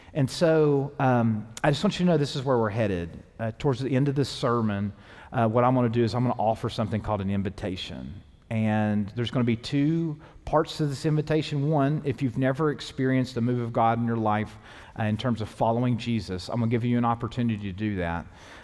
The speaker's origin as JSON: {"language": "English", "region": "the South", "country": "United States", "tie": "born or raised there", "said": "even though I was raised in the South, like there was churches around me."}